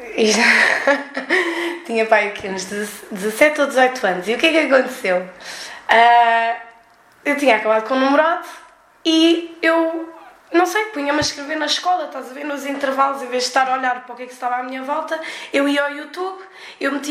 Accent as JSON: {"language": "Portuguese", "town": "Brussels", "region": "Brussels-Capital Region", "country": "Belgium", "tie": "born or raised there", "said": "nasci em 93 e nasci no estrangeiro, em Bruxelas."}